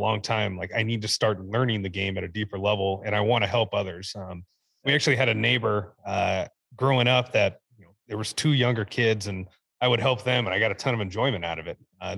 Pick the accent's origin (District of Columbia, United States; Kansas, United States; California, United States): Kansas, United States; Kansas City; played, you know, at all the different places in Kansas City between 3 and 2, you know, different club ball with some different academies that are within Kansas City, but went into freshman year at Olathe North.